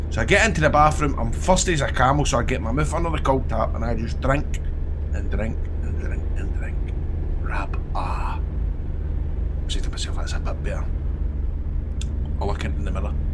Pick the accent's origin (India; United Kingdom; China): United Kingdom; Scotland; Hiya, I'm from Scotland.